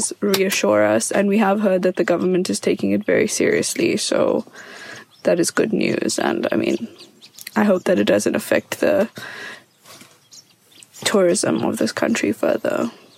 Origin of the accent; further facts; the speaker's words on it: South Africa; I'm from South Africa.